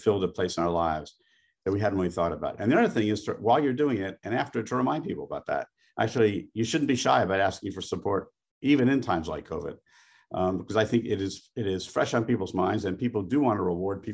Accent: New York, United States; I'm a New Yorker in everything except professional football

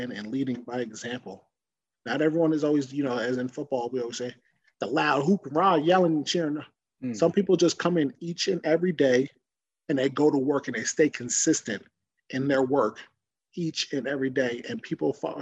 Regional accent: Woodbridge, New Jersey, United States; my hometown of Woodbridge, New Jersey

